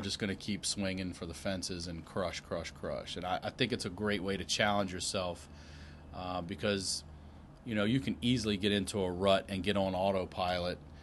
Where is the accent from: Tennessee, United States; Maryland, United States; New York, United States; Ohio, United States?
Maryland, United States; Baltimore; moved away as an adult; I'm originally from, uh, Baltimore, Maryland. Grew up, I was born in the city, grew up outside the city, yeah, a few years later